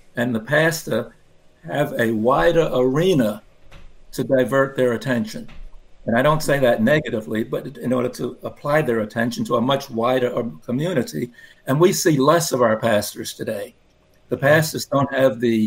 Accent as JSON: {"language": "English", "town": "New York City", "region": "New York", "country": "United States", "tie": "born or raised there", "said": "I grew up in Brooklyn, New York"}